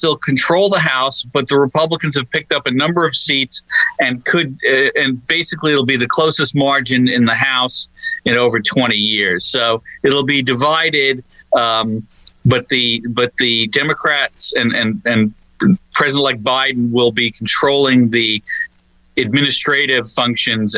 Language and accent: English; Long Island, New York, United States; moved away; I'm originally from Long Island, New York